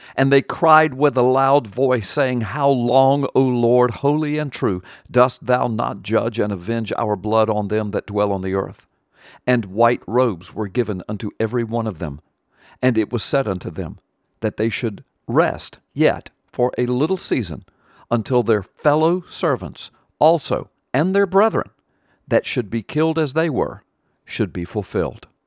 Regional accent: United States; we Christians in America

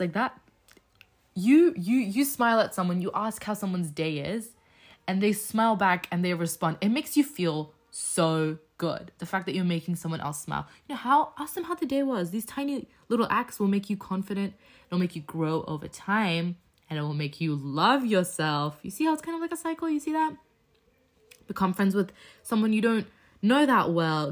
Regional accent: Australia; So, I'm an Australian Muslim. Uh, my background is Afghanistan, so I am Afghan

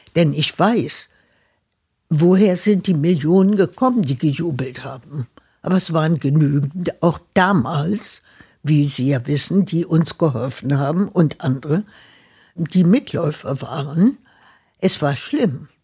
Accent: Berlin, Germany; moved away; fühle ich mich als Berlinerin

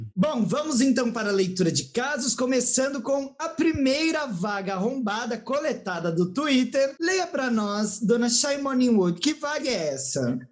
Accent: São Paulo, Brazil; eu, que sou de São Paulo mesmo

